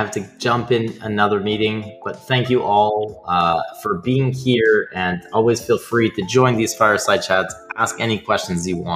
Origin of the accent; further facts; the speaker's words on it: Canada; I'm Canadian